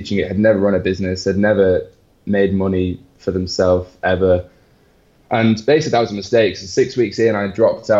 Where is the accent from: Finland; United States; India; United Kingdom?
United Kingdom; England; now in Barcelona, Spain; my apparently English smile